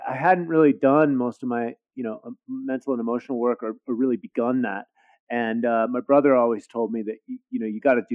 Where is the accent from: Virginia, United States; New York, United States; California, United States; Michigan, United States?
California, United States; San Francisco; I grew up in the Haight-Ashbury when I was very small in the summer of love, 1967, Haight-Ashbury district of San Francisco